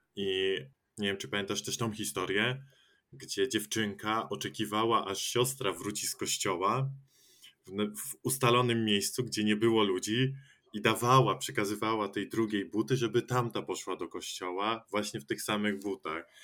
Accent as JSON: {"language": "Polish", "country": "Poland", "tie": "born or raised there", "said": "ja też pochodzę ze wsi i cały czas tam żyjąc"}